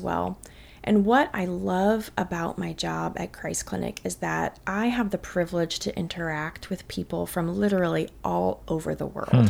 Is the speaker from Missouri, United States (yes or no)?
yes; St. Louis, Missouri, United States; also born or lived in Texas; now in Katy, United States; I grew up in Saint Louis, Missouri, which is about as Midwest as it gets